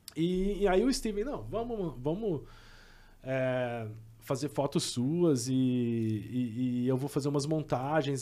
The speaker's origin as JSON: {"language": "Portuguese", "town": "Caratinga", "region": "Minas Gerais", "country": "Brazil", "said": "Eu também sou mineiro, assim. Eu sou de Caratinga"}